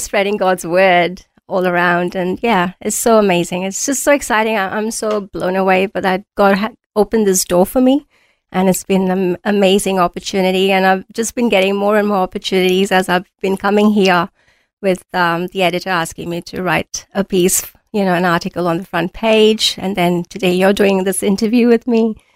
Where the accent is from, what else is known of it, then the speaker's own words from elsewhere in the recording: India; moved away as an adult; also born or lived in New Zealand / Auckland, New Zealand / Mount Isa, Australia; now in Australia; I was born in India, I studied there, and I was doing BCom honors as my first degree